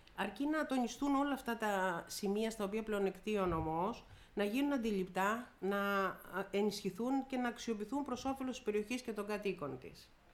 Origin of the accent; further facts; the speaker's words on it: Peloponnese, Greece; also born or lived in Messinia / Corfu; είμαι Πελοποννήσια, γιατί yeah. η μισή είμαι Μεσίνια. Είναι ο παπά μου είναι Μεσίνιο, εκτό από το ότι κατοικώ